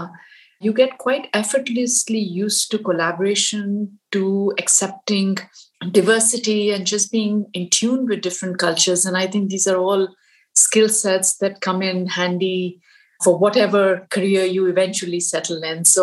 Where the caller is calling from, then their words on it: Pittsburgh, Pennsylvania, United States; Uh, I'm calling in from uh, Pittsburgh